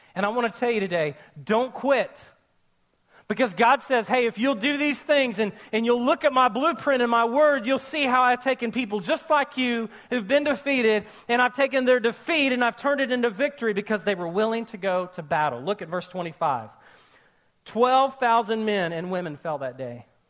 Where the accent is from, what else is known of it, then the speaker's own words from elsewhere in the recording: Oklahoma, United States; I was born and raised in Oklahoma